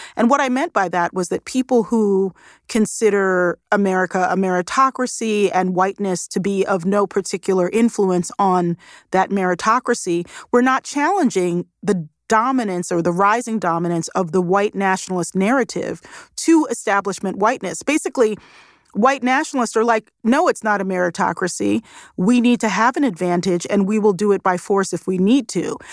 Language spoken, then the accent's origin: English; Baltimore, Maryland, United States; my hometown of Baltimore